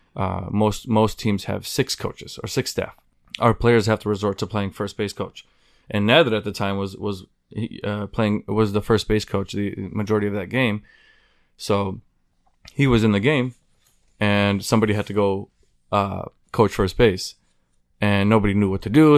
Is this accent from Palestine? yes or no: yes; Silwad, West Bank, Palestine; now in Munster, United States; I'm from Silwad, Palestine, uh, which is in the West Bank, but I currently live in, uh, Munster, Indiana, which is right outside of Chicago.